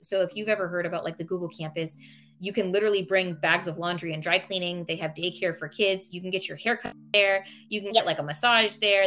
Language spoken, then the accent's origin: English; Silicon Valley, California, United States; I was born and raised in Silicon Valley.